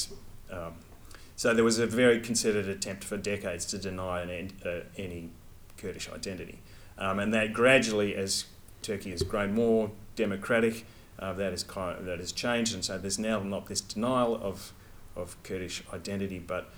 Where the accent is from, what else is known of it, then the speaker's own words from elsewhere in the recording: Australia; I'm from Australia, I'm a researcher